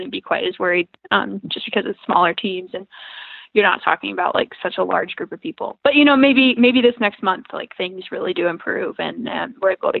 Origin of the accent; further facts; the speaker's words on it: the South, United States; moved away; I'm from the South